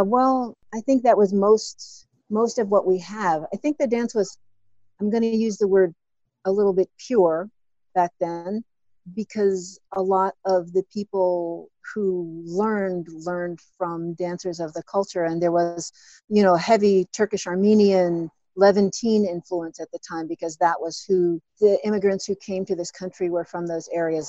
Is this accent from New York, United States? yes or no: yes; New York City, New York, United States; I grew up in Brooklyn, New York